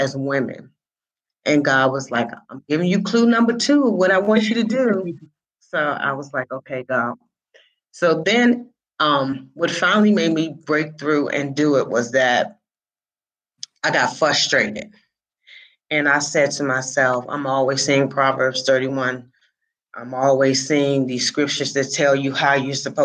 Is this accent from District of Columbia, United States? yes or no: yes; Washington, District of Columbia, United States; I was born and raised in Washington, D.C.